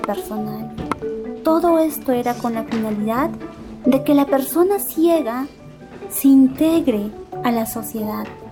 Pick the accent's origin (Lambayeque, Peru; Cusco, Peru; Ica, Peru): Cusco, Peru; San Agustín, Echarati district, La Convención province; Yo soy de la comunidad de San Agustín, del distrito de Charati, de la provincia de la Convención, del departamento del Cusco